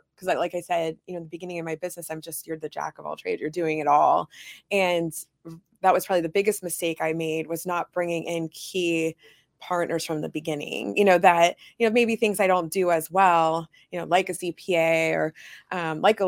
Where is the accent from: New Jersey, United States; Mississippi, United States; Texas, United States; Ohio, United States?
Ohio, United States; Youngstown; also born or lived in Canfield, Ohio; I was born in Youngstown, Ohio. So I'm from this area. So I'm from Youngstown. I am Youngstown, Mahoney Valley through and through